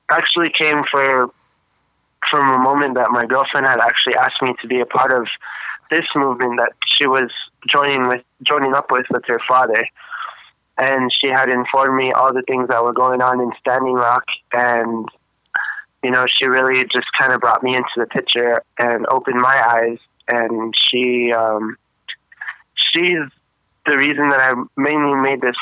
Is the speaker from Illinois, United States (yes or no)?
no; Taos Pueblo, New Mexico, United States; I'm from the Taos Pueblo